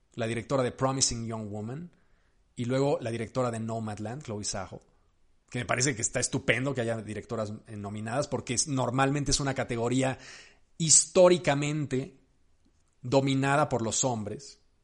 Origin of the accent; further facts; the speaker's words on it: Mexico; yo soy mexicano